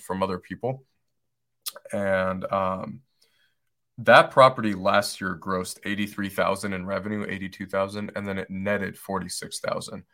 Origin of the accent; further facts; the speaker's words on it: Detroit, Michigan, United States; moved away as an adult; now in Asheville, United States; where I grew up, where I grew up in Detroit, Michigan